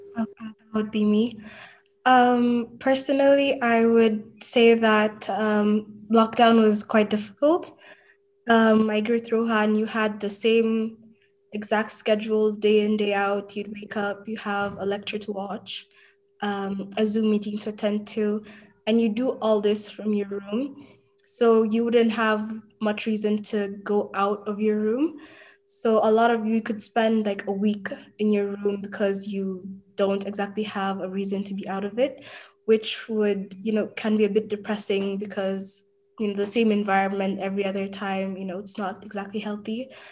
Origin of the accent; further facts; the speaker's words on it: Kenya; moved away; I'm from Kenya